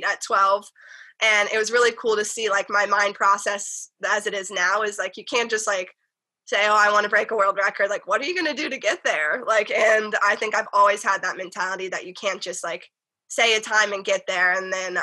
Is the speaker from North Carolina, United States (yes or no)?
yes; North Carolina, United States; now in California, United States; I'm a Southern girl. Like, I grew up in the South